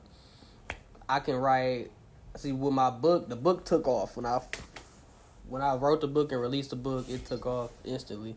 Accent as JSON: {"language": "English", "town": "River Rouge", "region": "Michigan", "country": "United States", "said": "I'm from River Rouge, the southwest Detroit Ecorse area."}